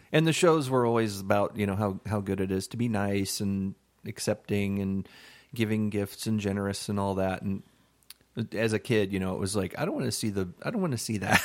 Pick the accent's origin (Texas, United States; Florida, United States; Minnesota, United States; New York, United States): Florida, United States; I grew up in Florida